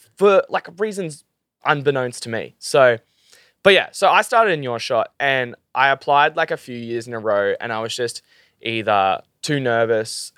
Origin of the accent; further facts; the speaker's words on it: Gold Coast, Queensland, Australia; I'm from the Gold Coast